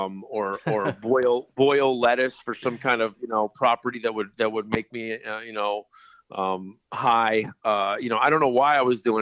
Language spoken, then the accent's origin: English; Miami, Florida, United States; Oh, I was born and raised down in uh, Miami, Florida, and um, you know, just uh, moved all over the United States.